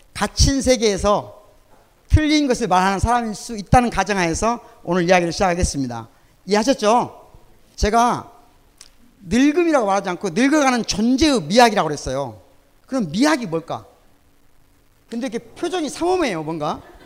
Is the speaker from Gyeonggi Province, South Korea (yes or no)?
no; Sunchang, North Jeolla, South Korea; now in Gwangju, South Korea; 내 고향이 전라북도 순창입니다.